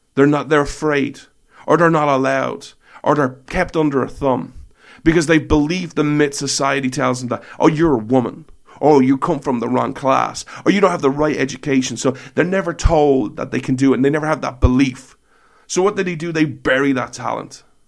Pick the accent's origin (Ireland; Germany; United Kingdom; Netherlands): Ireland; I'm Irish